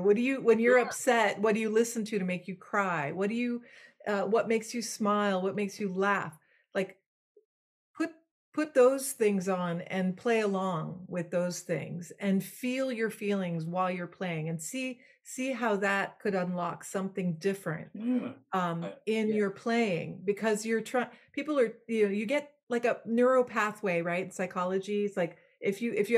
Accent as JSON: {"language": "English", "country": "Belgium", "tie": "born or raised there", "first_language": "French", "second_language": "English", "moved": "yes", "said": "I was born in Belgium. My first language was French"}